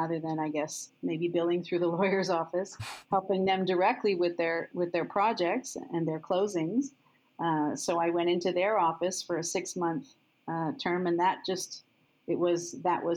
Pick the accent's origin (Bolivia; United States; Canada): Canada; Montreal, Quebec; moved away as an adult; now in Toronto, Canada; I came from Montreal